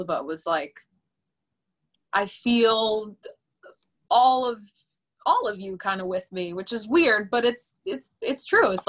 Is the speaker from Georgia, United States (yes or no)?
no; Long Island, New York, United States; We're also both from Long Island